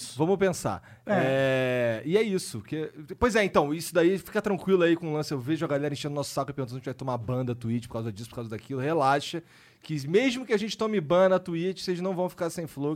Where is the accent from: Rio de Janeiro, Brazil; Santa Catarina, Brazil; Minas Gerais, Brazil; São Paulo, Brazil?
Rio de Janeiro, Brazil; eu sou carioca